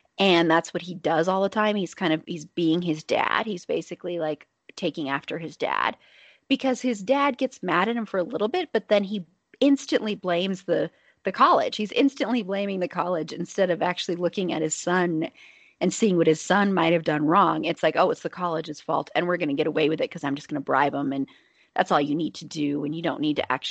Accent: the South, United States; accent: Southern; my Southern accent was starting to come through

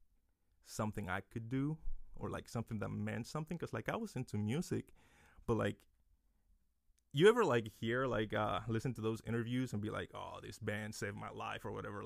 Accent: Dominican Republic; now in Lehigh Valley, United States; I'm from the Dominican Republic

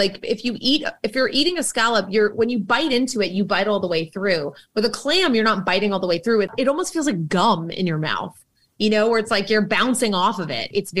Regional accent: Boston, Massachusetts, United States; I'm from Boston. We all know this. I have a Red Sox tattoo. I love that dirty water. I am a very Boston asshole.

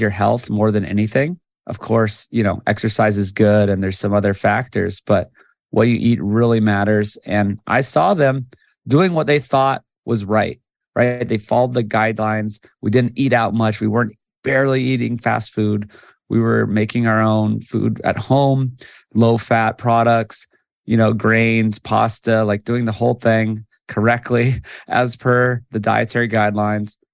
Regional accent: Hawaii, United States; I'm from Hawaii, born and raised.

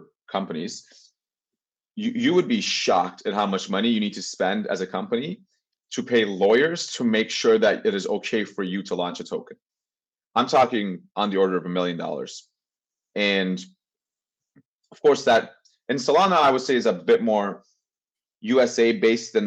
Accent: Turkey; now in Canada; I am from Turkey

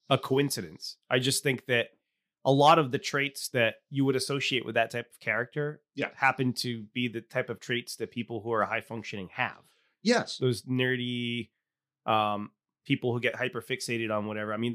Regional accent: United States; I'm like American.

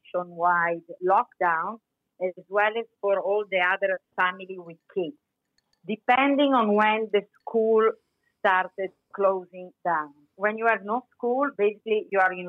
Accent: Chiavari, Liguria, Italy; moved away as an adult; also born or lived in United States / Milan / Parma; I was born in Chiavari, which is a town lying on the Mediterranean Sea near Portofino.

